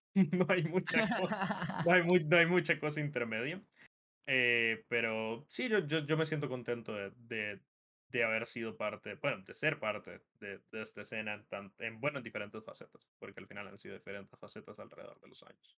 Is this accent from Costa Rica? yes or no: yes; Costa Rica; la secundaria se dice acá en Costa Rica